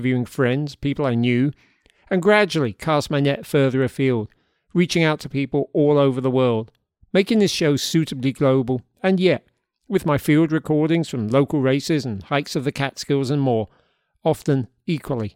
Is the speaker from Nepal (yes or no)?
no; London, United Kingdom; now in Hudson Valley, United States; We grew up together in South London